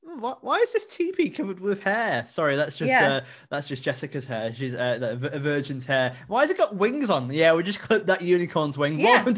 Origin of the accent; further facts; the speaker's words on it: the Northeast, North East England, United Kingdom; I'm from the Northeast and I come from, I'm in that mixed bracket between, I grew up working class, but I think I might be middle class now